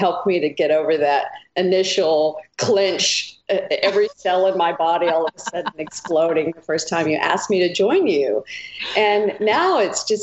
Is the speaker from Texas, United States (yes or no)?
yes; Texas, United States; moved away; also born or lived in Idaho; I grew up in Texas